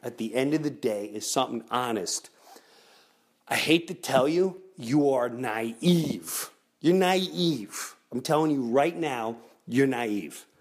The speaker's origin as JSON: {"language": "English", "country": "United States", "said": "I'm American"}